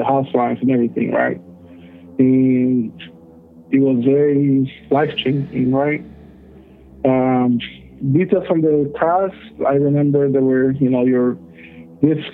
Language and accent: English; El Salvador; now in Utah, United States; I'm originally from El Salvador, Central America